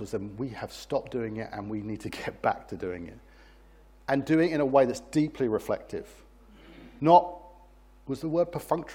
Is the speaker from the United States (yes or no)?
no; United Kingdom; I'm British